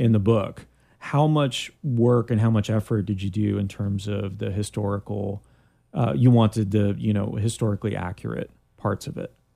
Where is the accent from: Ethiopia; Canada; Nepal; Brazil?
Canada; now in Orlando, United States; I'm from Canada